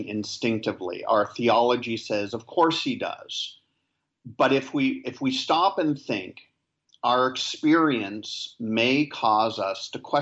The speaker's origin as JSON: {"language": "English", "country": "Canada", "moved": "as an adult", "lives_now": "Nassau, Bahamas", "said": "I am a Canadian who pastors in the Bahamas"}